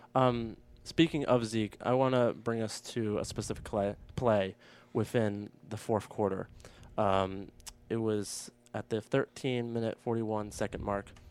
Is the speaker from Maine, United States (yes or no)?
yes; Maine, United States; moved away; my home state of Maine